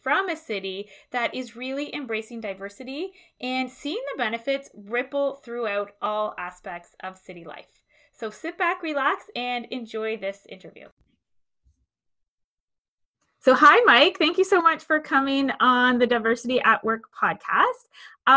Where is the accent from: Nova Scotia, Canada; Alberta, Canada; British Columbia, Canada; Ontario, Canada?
Ontario, Canada; Toronto; moved away as an adult; I am from Toronto. I spent most of my adult life up until 5 years ago living in the West End of the city.